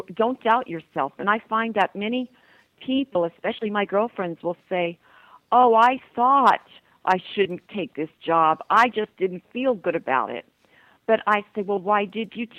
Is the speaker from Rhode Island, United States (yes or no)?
no; Shamokin, Pennsylvania, United States; moved away as an adult; also born or lived in Miami, Florida; now in Toronto, Canada; my hometown, Shamokin, Pennsylvania